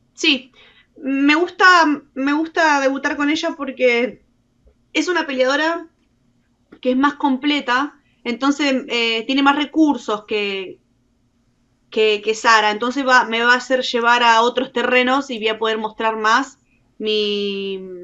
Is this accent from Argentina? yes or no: yes; Argentina; soy la argentina número dos y soy la primera en firmar desde Argentina